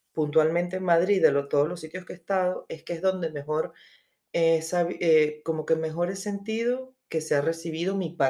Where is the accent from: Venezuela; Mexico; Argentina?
Venezuela; moved away; also born or lived in Spain / Colombia; eh, soy de Venezuela, este, vivo, bueno, emigré hace ya el año